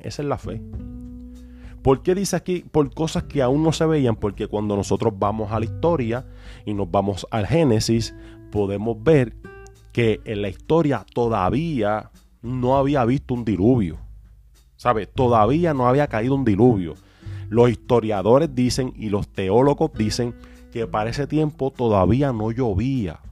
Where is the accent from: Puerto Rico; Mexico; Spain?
Puerto Rico; de donde nosotros somos, que somos de Puerto Rico